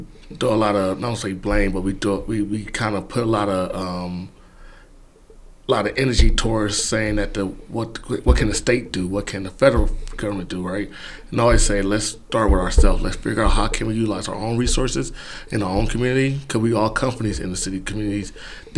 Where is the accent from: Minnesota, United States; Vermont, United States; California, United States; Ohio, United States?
California, United States; Los Angeles; now in Michigan, United States; I'm from Los Angeles, California, more specifically South Central Los Angeles